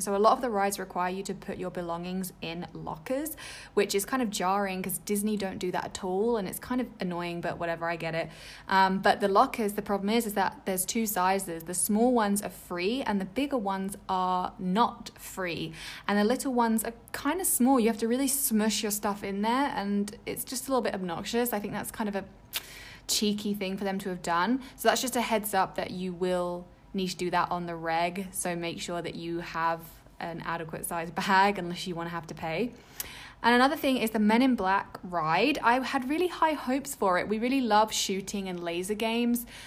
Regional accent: England, United Kingdom; I grew up in England

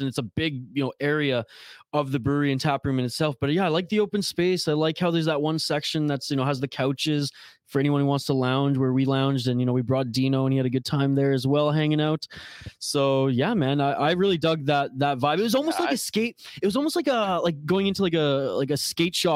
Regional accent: British Columbia, Canada; me being Canadian

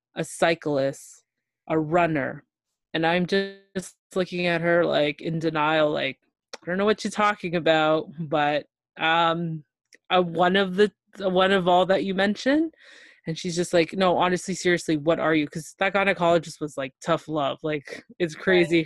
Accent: Toronto, Ontario, Canada; I'm from Toronto, Ontario, Canada

